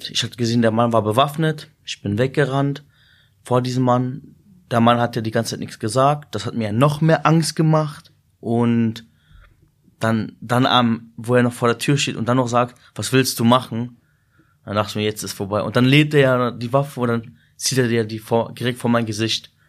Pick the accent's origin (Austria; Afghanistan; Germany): Germany; Peine, Lower Saxony; born there; meine Eltern kommen aus Syrien. Ich bin in Deutschland geboren, also in Peine.